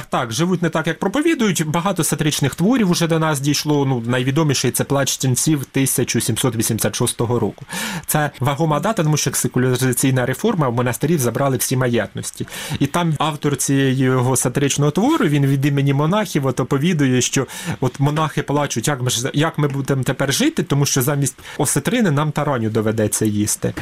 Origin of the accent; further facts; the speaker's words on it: Chornukhy, Poltava Oblast, Ukraine; moved away as an adult; also born or lived in Kyiv; Я навіть приїхав на навчання до Києва. Кажу, я з Чорнух